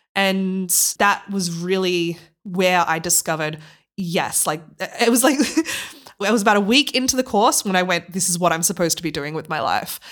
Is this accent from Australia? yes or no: yes; Australia; moved away as an adult; now in Leipzig, Germany; I'm originally from Australia